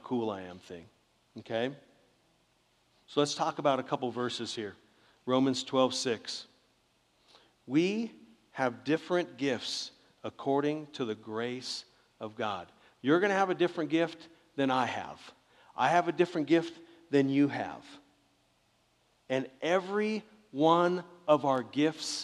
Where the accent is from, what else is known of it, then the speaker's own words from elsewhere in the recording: Southern California, United States; I grew up in Southern California